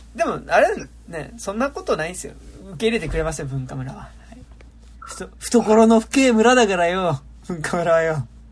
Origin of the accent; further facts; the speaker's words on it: Tokyo, Japan; 東京生まれだけどさ